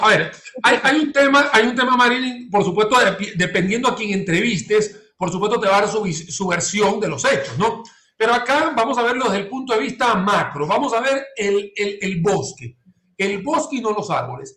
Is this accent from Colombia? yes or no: no; Maracaibo, Zulia, Venezuela; now in San José, Costa Rica; desde el estado Zulia, que es donde nací yo en Maracaibo